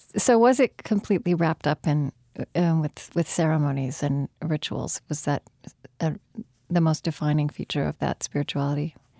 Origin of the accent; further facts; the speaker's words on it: Shawnee, Oklahoma, United States; moved away; I grew up in a place called Shawnee in Pottawatomie County